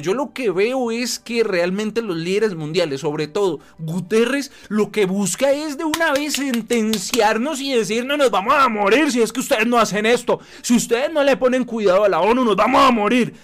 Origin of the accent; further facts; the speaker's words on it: Colombia; nosotros como colombianos